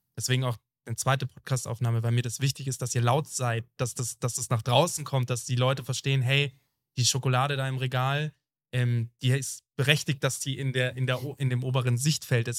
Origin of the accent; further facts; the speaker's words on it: Germany; das wird überhaupt nicht zelebriert bei uns in Deutschland.